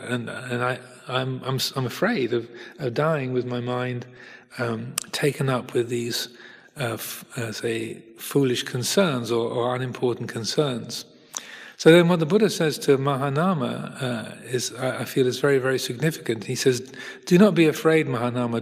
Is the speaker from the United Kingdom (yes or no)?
yes; United Kingdom; also born or lived in Hertfordshire, England; I'm British. I live in England, in Hertfordshire